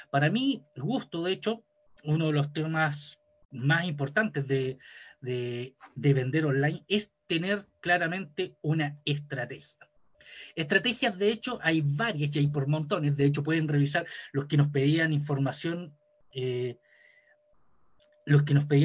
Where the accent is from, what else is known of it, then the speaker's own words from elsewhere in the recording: Chile; soy chileno, soy ingeniero en finanzas corporativas